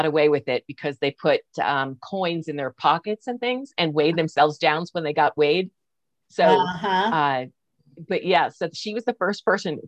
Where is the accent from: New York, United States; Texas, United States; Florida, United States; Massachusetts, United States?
New York, United States; moved away as an adult; also born or lived in California; now in Reno, United States; I'm from New York